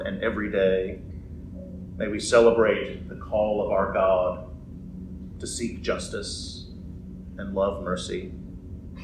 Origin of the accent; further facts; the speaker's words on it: United States; as Christians living in this great nation